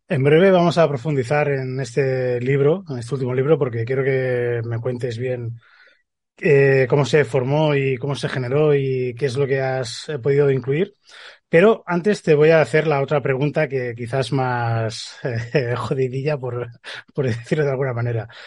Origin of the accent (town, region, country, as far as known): Spain